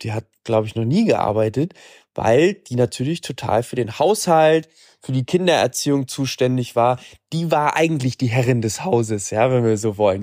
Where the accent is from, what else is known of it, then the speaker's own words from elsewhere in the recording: Germany; bei uns in Deutschland